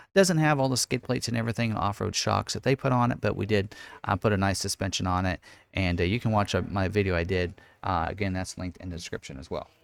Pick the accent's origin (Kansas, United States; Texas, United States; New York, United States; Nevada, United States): Kansas, United States; Lawrence; also born or lived in Salina, Kansas / Emporia, Kansas; I actually am born and raised in Lawrence, Kansas